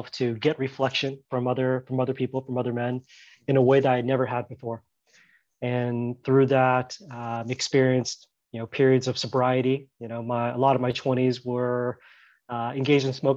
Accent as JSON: {"language": "English", "region": "Southern California", "country": "United States", "tie": "born or raised there", "moved": "as an adult", "lives_now": "Thailand", "said": "I grew up in Southern California"}